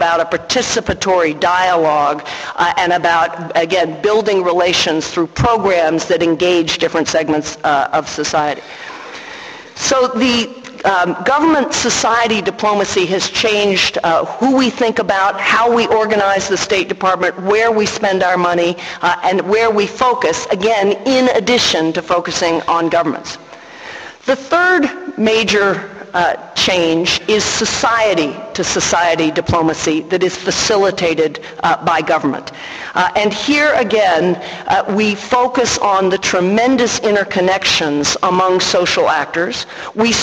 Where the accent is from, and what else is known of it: United States